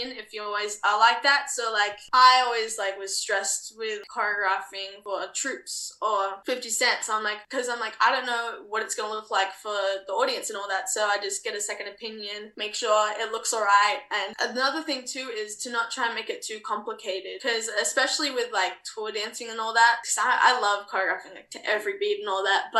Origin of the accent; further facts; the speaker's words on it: Australia; also born or lived in New Zealand (half Kiwi); at 19 years old as an Australian